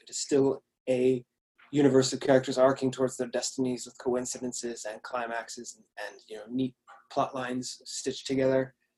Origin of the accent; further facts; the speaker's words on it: Washington, United States; moved away as an adult; now in United Kingdom; my home state, Washington